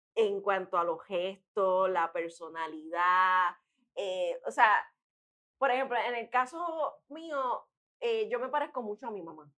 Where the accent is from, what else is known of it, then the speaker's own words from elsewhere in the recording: Río Piedras, Puerto Rico; also born or lived in Trujillo Alto; Yo soy riopiedrense